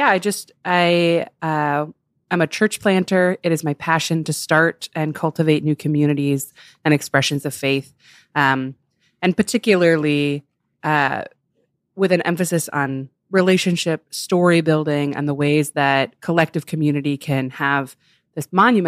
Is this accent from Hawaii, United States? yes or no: no; Chicago, Illinois, United States; I grew up in Chicago and then in the suburbs of Chicago